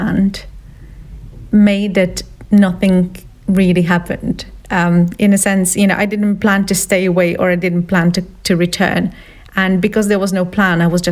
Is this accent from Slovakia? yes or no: yes; Slovakia; English is a second language; moved away as an adult; also born or lived in Italy; I was born in Slovakia. Well, I was born in Czechoslovakia at the time, and I was born in family with my mom, who was from Slovakia, and my dad, who was from Czech Republic